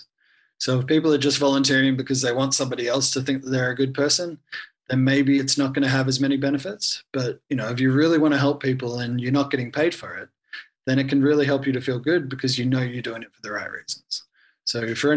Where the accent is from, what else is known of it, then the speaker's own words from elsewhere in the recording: Australia; moved away as an adult; now in Vanuatu; I'm Australian volunteer, so funded by the Australian government